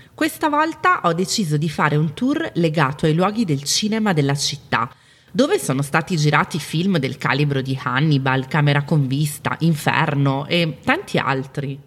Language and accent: Italian; Milan, Lombardy, Italy; Milano, che è la mia città natale